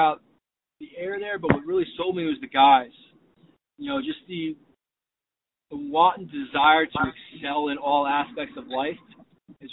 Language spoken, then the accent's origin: English; New Fairfield, Connecticut, United States; I grew up in New Fairfield, Connecticut, playing lacrosse